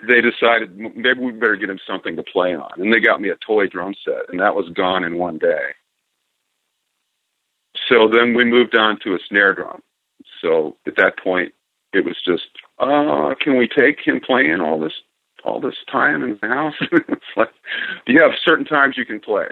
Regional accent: Fort Lauderdale, Florida, United States; also born or lived in Hollywood, Florida; I was born in Hollywood, Florida, and I'm adopted. So it wasn't, but just a month or so, I think, before my parents took me to Fort Lauderdale. So I grew up there.

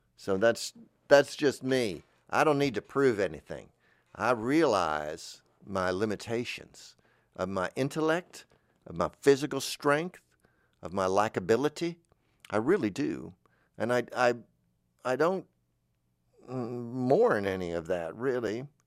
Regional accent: Florida, United States; moved away; I'm from Florida

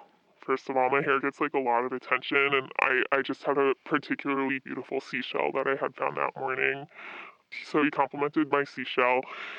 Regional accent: Midwest, United States; I'm from the Midwest, so, you know, I'm used to these guys who are really closed off.

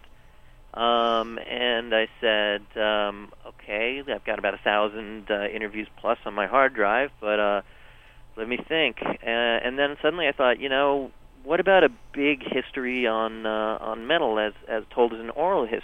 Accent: New York, United States; I'm from New York

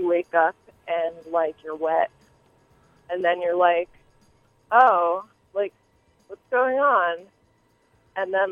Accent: Wayne, New Jersey, United States; I'm from Wayne

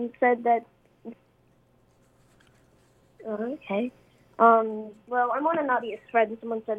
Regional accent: Australia; now in Brooklyn, United States; I'm calling from Brooklyn, but I'm originally from Australia.

